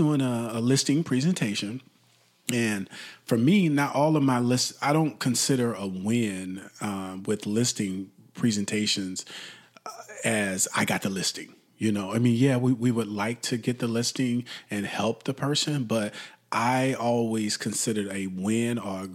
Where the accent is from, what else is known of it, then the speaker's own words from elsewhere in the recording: Texas, United States; Texas, my home state.